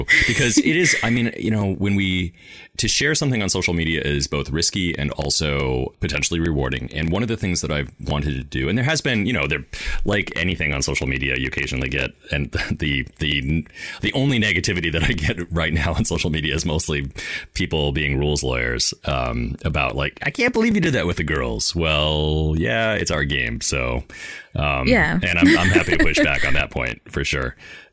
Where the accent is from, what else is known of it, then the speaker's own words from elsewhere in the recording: Wisconsin, United States; now in Seattle, United States; I grew up in Wisconsin. I grew up in Wisconsin, actually, the home of TSR